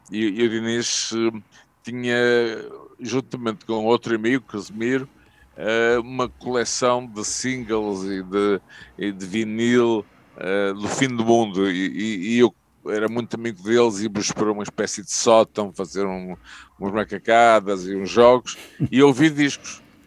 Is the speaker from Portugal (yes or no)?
yes; Portugal; also born or lived in Switzerland